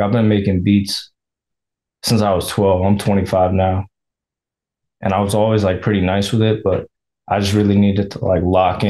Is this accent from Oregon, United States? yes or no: no; Virginia, United States; I'm from Virginia.